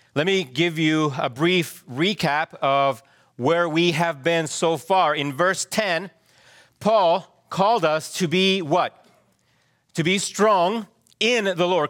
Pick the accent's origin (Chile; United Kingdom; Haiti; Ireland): Chile; moved away; I also remember growing up in Chile how our schools would do earthquake drills